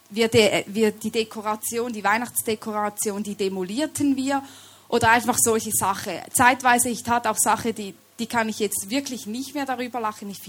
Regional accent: Switzerland; accent: Swiss; Ich komme aus der Schweiz, deshalb sorry, wenn ihr mich nicht immer versteht oder wenn ich meinen Schweizer Akzent hier etwas reinbringe.

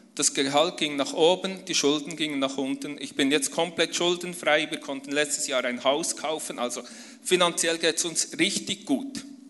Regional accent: near Bern, Switzerland; komme ich aus der Schweiz. Ich bin in der Nähe von Bern aufgewachsen, auf einem äh, Bauernhof mit fünf Geschwistern

